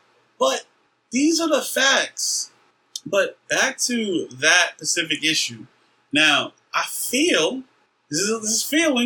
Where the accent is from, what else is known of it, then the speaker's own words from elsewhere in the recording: United States; as an American